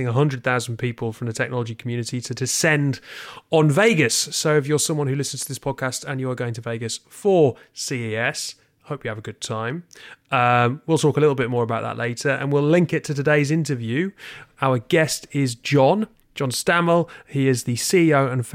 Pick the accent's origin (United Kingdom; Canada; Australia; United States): United Kingdom; we're British